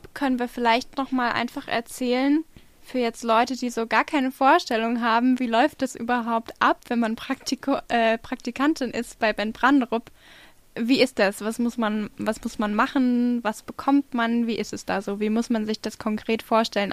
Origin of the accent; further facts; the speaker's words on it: Hesse, Germany; die Amina und ich, wir kommen aus Hessen